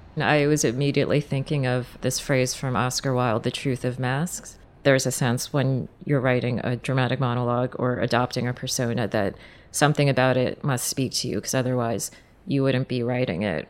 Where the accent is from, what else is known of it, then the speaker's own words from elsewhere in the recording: United States; I'm an American woman